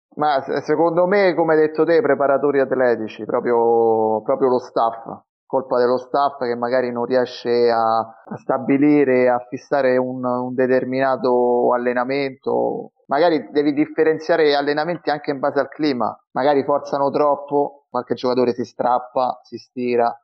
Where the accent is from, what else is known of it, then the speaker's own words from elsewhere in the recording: Rome, Lazio, Italy; non sono di zona perché io sono di Roma